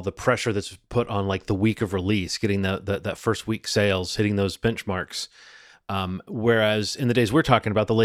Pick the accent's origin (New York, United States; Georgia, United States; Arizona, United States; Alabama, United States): Alabama, United States; Birmingham; when I was a kid growing up in Birmingham, Alabama